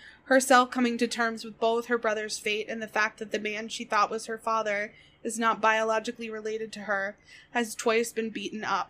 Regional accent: United States; I, as an American

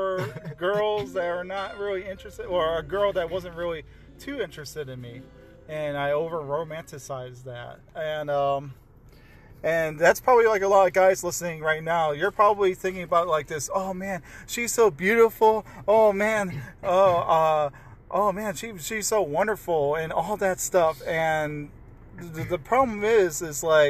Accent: Chicago, Illinois, United States; moved away; also born or lived in Oregon / San Bernardino; I'm originally from Chicagoland area

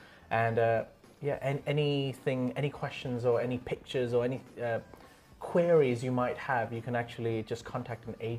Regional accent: Phuket, Thailand; now in Bangkok, Thailand; Because when I moved from Phuket to Bangkok, I was like, oh, there is public transport. Great.

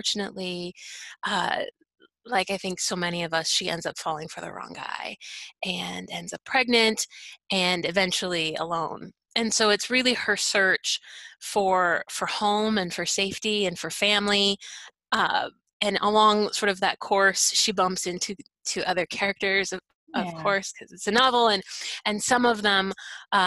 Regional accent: Canada; also born or lived in Michigan, United States; now in Southern United States; I'm Canadian, and I've lived in Michigan for a number of years

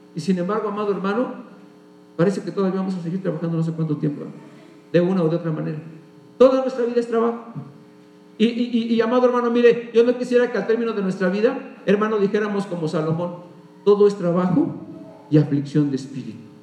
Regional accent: Mexico; como buenos mexicanos

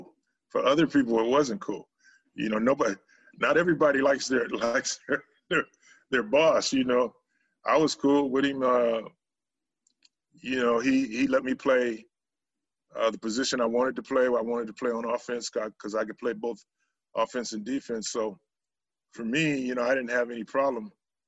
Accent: Santa Barbara, California, United States; I grew up in Santa Barbara, California. I played for Santa Barbara High School

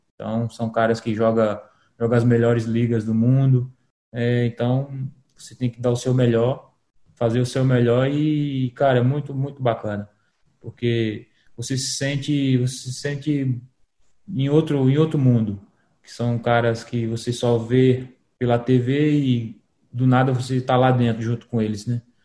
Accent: Paraíba, Brazil; moved away as an adult; also born or lived in Caruaru; now in Curitiba, Brazil; Sou da Paraíba, jogo no Atlético Paranaense

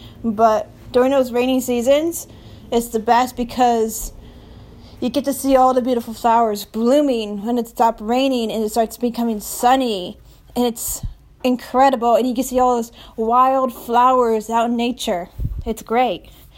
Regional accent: Oregon, United States; I was born in Oregon.

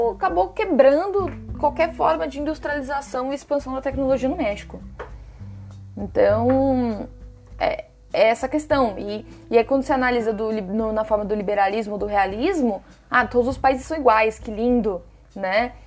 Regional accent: Brazil; nós temos um papel como brasileiros

